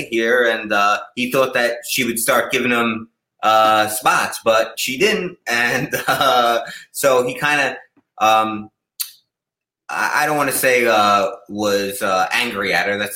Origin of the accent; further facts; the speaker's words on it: Massapequa, New York, United States; moved away as an adult; now in California, United States; As a New Yorker, so, uh, Seinfeld is from my hometown, Massapequa.